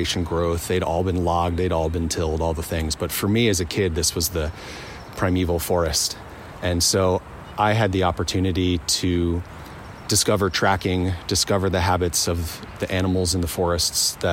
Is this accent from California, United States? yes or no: no; eastern Pennsylvania, United States; now in Montana, United States; I grew up in the countryside of Pennsylvania, so pretty far east Pennsylvania, the eastern woodlands there